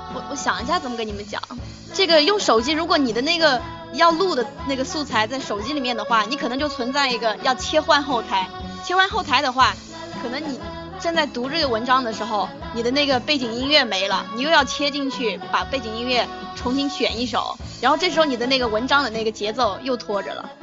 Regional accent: Yunnan, China; 我是云南的

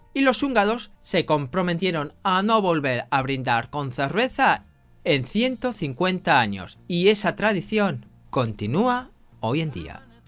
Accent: Spain

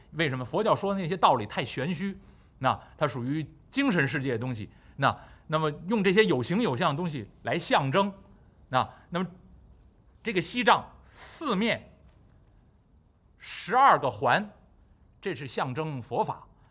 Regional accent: Beijing, China; 北京土生土长，这个话呢还算比较标准

